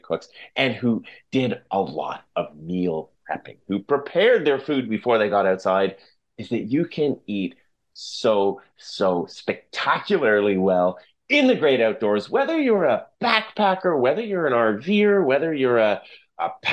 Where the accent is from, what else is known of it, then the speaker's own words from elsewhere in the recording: Fraser Valley, British Columbia, Canada; I grew up in the Fraser Valley